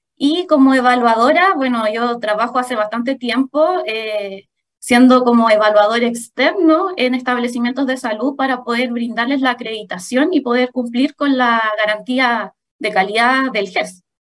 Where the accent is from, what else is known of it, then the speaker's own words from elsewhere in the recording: Santiago, Santiago Metropolitan Region, Chile; moved away as an adult; also born or lived in Maule Region; yo soy de Santiago, pero por temas de preferencia personal, empecé a trabajar eh, en la séptima región